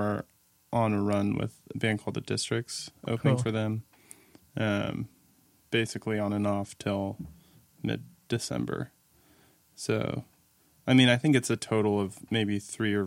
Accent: Nashville, Tennessee, United States; also born or lived in Maine; I grew up in Nashville, Tennessee.

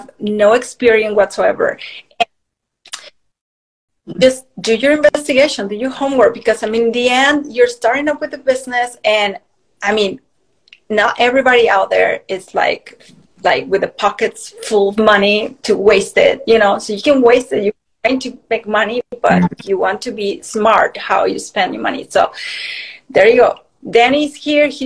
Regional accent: Mexico; moved away; I moved from Mexico. I'm originally from Mexico.

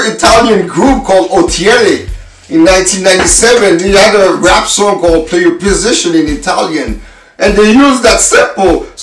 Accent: Canada; And we're from Canada, and us, we didn't have access to the shows as in the US

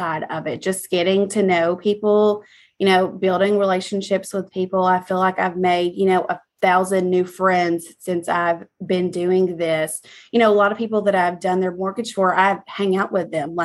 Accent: Texarkana, Texas, United States; moved away as an adult; also born or lived in Houston, Texas; now in Prosper, United States; ended up in Texarkana. I mean, I was raised there. I was there all my life pretty much

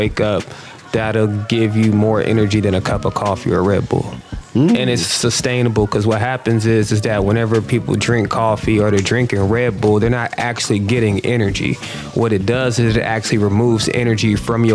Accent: North Carolina, United States; I'm from North Carolina

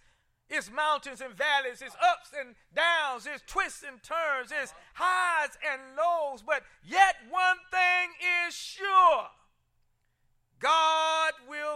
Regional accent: Columbia, South Carolina, United States; the Good Hope, a Missionary Baptist Church where I grew up in Columbia, South Carolina

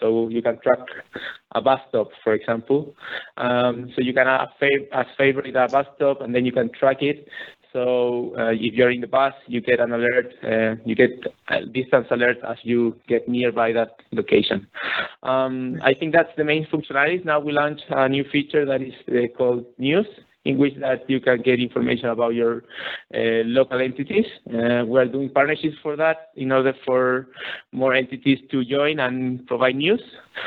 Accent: Chile; I'm actually from Chile

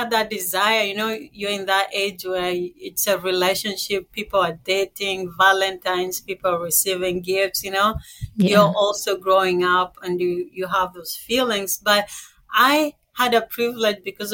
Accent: Kenya; moved away; So I was born in Kenya. I was raised by a single mom, and I have two sisters back home

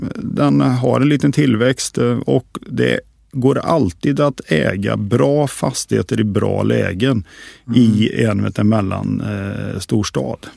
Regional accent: Västergötland, Västra Götaland, Sweden; accent: västgöta dialect; also born or lived in Skövde; ni hör på min dialekt. Jag är inte stockholmare, jag är en västgöte

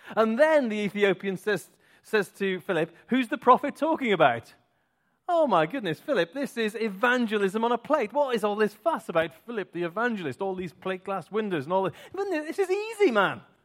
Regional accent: Clun, West Midlands, United Kingdom; I was born, that was the place I was born. I was born in Tlan. I am indeed a Tlannite.

